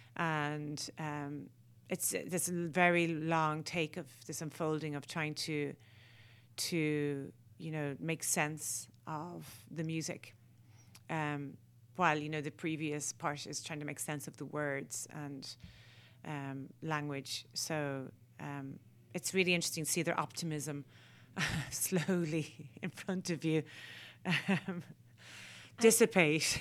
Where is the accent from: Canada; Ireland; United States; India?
Ireland; as Irish people, we were hindered having to speak English